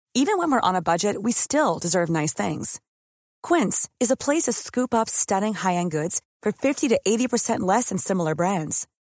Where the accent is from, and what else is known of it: Mexico